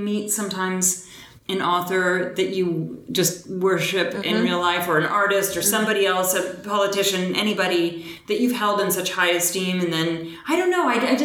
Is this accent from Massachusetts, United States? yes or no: yes; Boston, Massachusetts, United States; I was raised in Boston, but my entire family on both sides was Southern in root